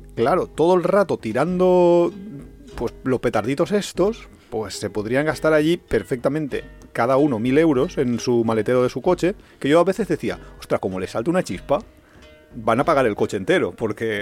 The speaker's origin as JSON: {"language": "Spanish", "region": "Valencian Community", "country": "Spain", "said": "somos muy, muy valencianos"}